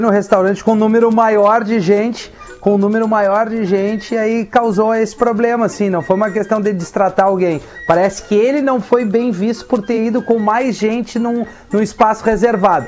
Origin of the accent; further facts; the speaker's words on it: Gaúcho, Rio Grande do Sul, Brazil; a gente tem essa coisa do gaúcho também